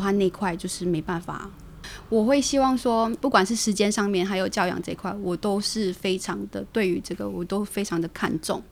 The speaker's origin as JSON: {"language": "Chinese", "country": "Taiwan", "tie": "born or raised there", "also_born_or_lived": "Philippines", "said": "虽然在台湾完成我的所有的一个学校的教育，但是我的菲律宾话依旧就是还是可以"}